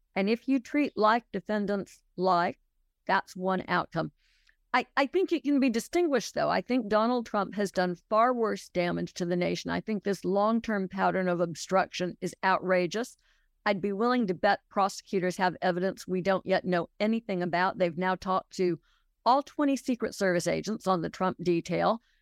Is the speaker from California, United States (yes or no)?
yes; Los Angeles, California, United States; moved away as an adult; also born or lived in New York; now in Alabama, United States; I grew up in Los Angeles, spent a lot of time in New York growing up, and came to Alabama as an adult, sort of as an outsider.